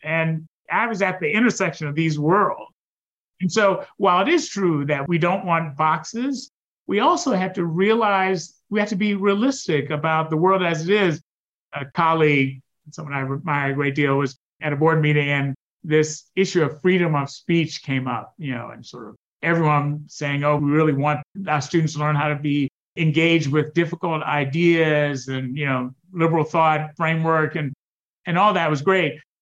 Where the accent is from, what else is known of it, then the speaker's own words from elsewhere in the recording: United States; being African American, being the son of an immigrant